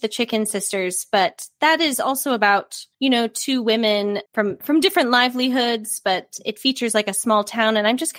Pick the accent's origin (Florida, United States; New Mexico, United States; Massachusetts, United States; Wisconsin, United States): Wisconsin, United States; moved away; I didn't grow up in a small town, but I grew up in Wisconsin. So similarly, it just felt small.